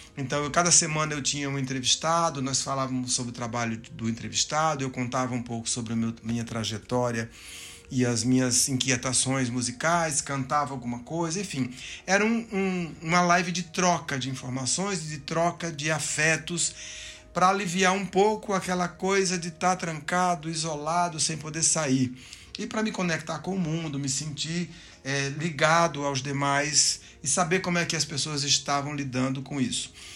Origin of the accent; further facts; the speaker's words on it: Juazeiro do Norte, Ceará, Brazil; also born or lived in Recife; now in São Paulo, Brazil; eu sou cearense, eu nasci em Juazeiro do Norte, lá no sul do Ceará, uma cidade de grande efervescência cultural, musical, é, e eu cresci no meio daquela daquela efervescência